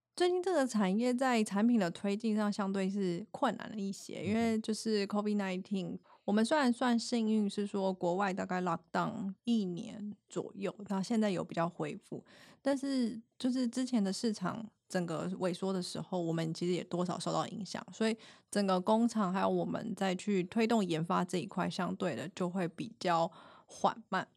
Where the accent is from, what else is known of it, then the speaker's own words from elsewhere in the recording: Taiwan; 我们台湾人